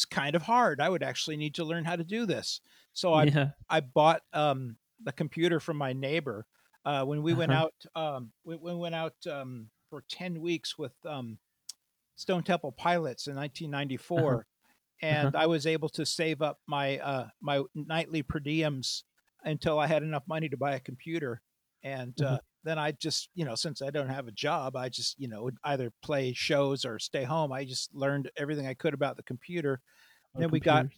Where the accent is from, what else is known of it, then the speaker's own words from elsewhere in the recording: United States; I'm an American